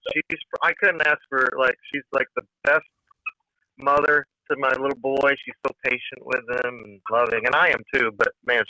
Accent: Portland, Connecticut, United States; now in Nashville, United States; I'm a nutmegger. Totally. Yep, proud to be. I'd loved growing up in Portland.

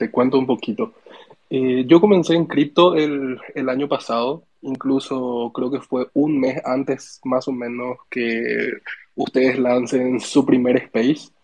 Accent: Asunción, Paraguay; yo soy de Paraguay, Sergio, de ah, Asunción.

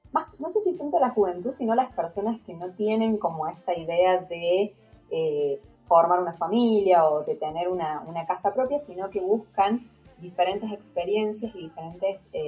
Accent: Argentina; no es como nosotros argentinos, como por ejemplo los españoles

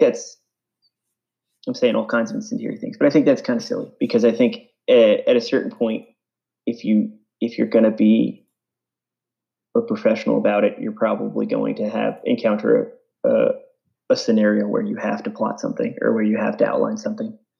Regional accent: East Islip, New York, United States; also born or lived in Boston; I grew up on Long Island, uh, New York, so suburban New York. Um, kind of the middle of the island, if anyone knows uh, Islip, um, East Islip area

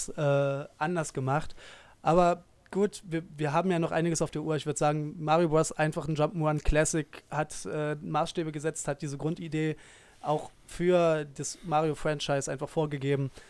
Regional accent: Dresden, Saxony, Germany; kleine Anekdote aus meiner Zeit in meiner alten Heimatstadt Dresden

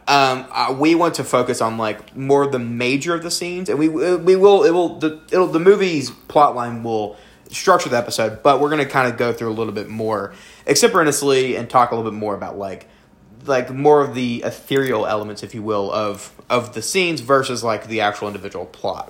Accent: the South, United States; We are both people from the South.

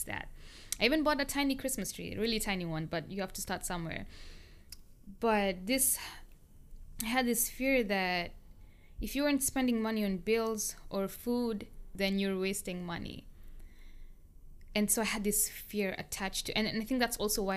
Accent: Kenya; moved away as an adult; now in United States; I grew up in Kenya for my childhood and most of my adult life. Like basically from when I was 1 year to about 20 years or 19 years old.

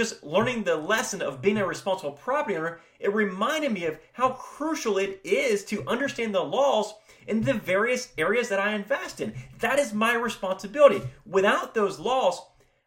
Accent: Florida, United States; I'm located in Florida, born and raised here

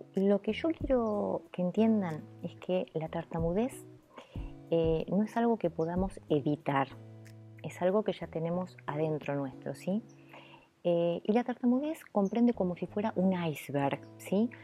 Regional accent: Buenos Aires, Argentina; first language Italian; Spanish is a second language; mi madre me llevó al hospital Archerich, que es donde yo nací, en la capital de Buenos Aires

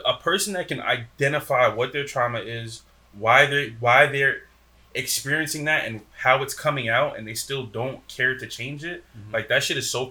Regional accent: Paterson, New Jersey, United States; growing up in Patterson, you see so much drug dealing and killing, all this other stuff

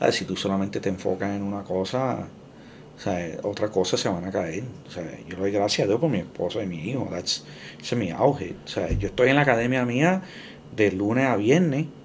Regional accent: Florida, United States; now in Puerto Rico; Yo me fui de Puerto Rico cuando tuve dos años. Ok. Con mi familia. ¿A dónde? A la Florida.

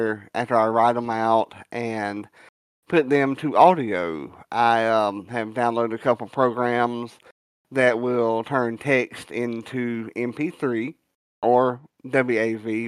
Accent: the South, United States; I'm a Southerner

